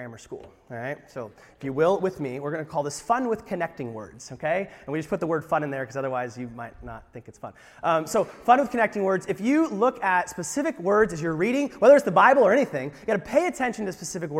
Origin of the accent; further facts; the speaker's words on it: United States; I'm an American